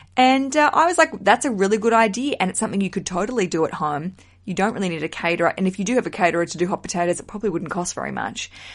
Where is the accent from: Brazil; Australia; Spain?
Australia; now in United Kingdom; I'm broadcasting from the UK, I'm an Australian